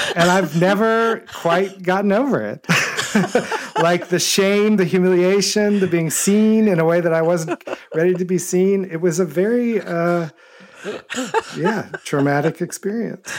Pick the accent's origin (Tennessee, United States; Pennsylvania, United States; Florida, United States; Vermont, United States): Tennessee, United States; Memphis; I was born in Memphis, Tennessee, in nineteen sixty-five, and grew up there